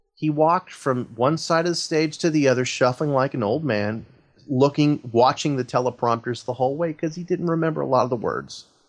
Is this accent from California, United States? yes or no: yes; Oakland, California, United States; I was born in Oakland, raised in the San Francisco Bay Area